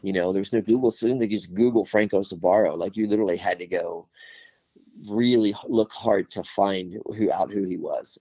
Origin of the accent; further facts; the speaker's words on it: Miami, Florida, United States; moved away as an adult; now in Tennessee, United States; I was born and raised in Miami in the 70s and 80s